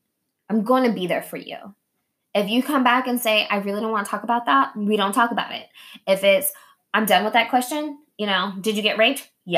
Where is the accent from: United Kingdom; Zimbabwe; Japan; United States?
Japan; but I'm also Japanese and I grew up in Japan, right?